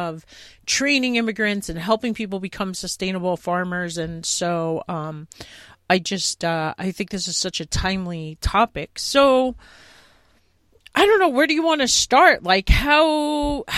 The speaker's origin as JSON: {"language": "English", "area": "Long Island", "region": "New York", "country": "United States", "said": "I am from Long Island originally"}